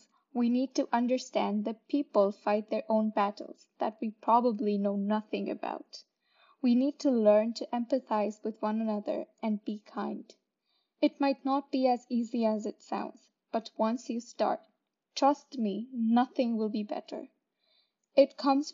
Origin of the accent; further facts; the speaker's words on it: India; now in Brampton, Canada; Growing up in India and now living in Brampton